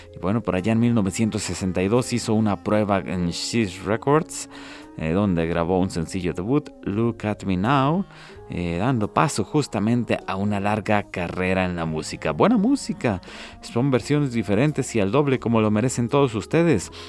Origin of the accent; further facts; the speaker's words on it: Ciudad Guzmán, Jalisco, Mexico; now in Guadalajara, Mexico; mi tierra zapotlense